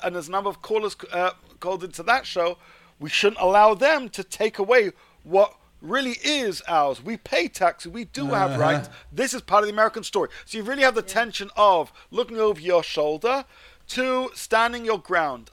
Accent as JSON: {"language": "English", "country": "United Kingdom", "said": "I've always felt as a British Jew"}